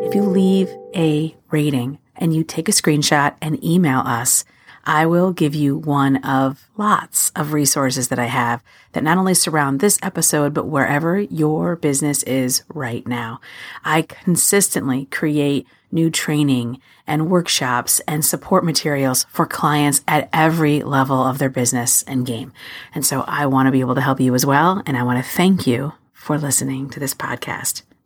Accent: New York City, New York, United States; I'm a New Yorker

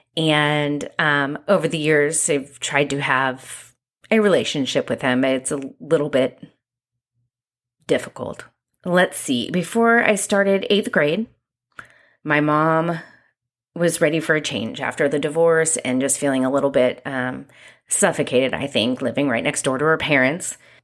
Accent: Santa Ynez, California, United States; also born or lived in Long Beach, California; For most of my childhood, I lived on a five-acre ranch in a very small town called San Ynez, California

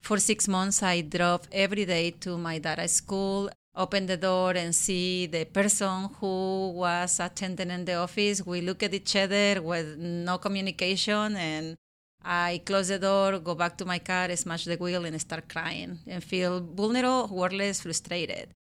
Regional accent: Guerrero, Mexico; English is a second language; moved away as an adult; now in Washington, United States; I was born and raised in Mexico, in Guerrero State

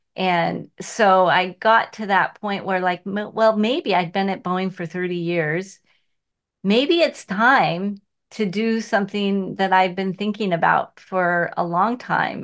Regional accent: Seattle, Washington, United States; I was born in Seattle, and here I am, three miles from where I grew up

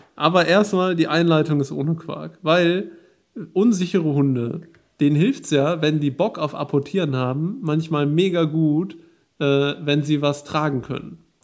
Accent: Ruhr area, North Rhine-Westphalia, Germany; moved away as an adult; now in Bergisches Land, Germany; Ich komme ja aus dem, aus dem Ruhrgebiet

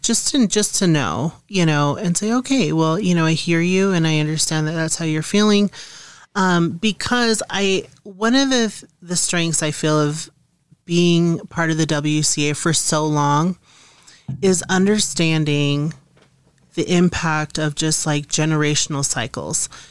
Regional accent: Montana, United States; moved away; I'm originally from Montana

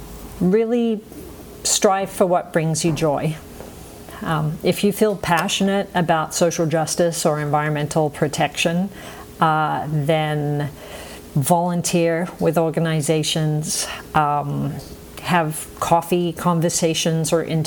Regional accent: Australia; moved away; been out of Australia for long enough to pick up a funny accent, as you can all tell. I still identify as an Aussie, right? Like, I still have an Aussie sense of humour.

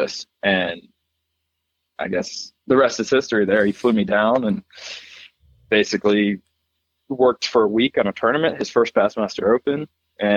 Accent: Pennsylvania, United States; also born or lived in North Carolina; Originally from Pennsylvania, yeah. I was born in North Carolina, but we moved to Pennsylvania when I was real young

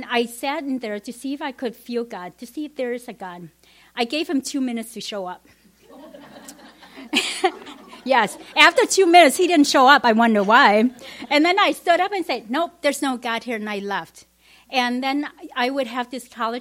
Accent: Vietnam; English is a second language; moved away; also born or lived in Madison; growing up in Vietnam, we never went to church

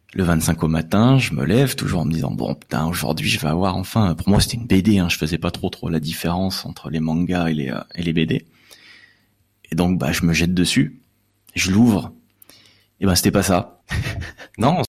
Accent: Lyon, Auvergne-Rhône-Alpes, France; je suis originaire de Lyon

